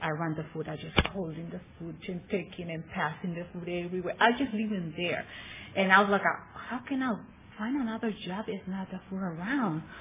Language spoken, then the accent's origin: English; Tijuana, Baja California, Mexico; also born or lived in San Bernardino, California; grew up all my life in Tijuana